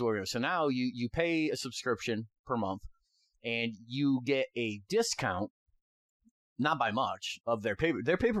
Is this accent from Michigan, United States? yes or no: no; upstate New York, United States; You tell people you're from New York, and they always, you know, so you'd always have to preface from New York, not New York City, upstate New York, closer to Canada than the city.